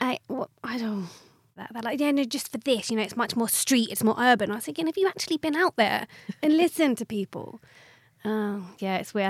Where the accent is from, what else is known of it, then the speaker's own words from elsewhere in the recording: Watford, East of England, United Kingdom; I'm from Watford, so very south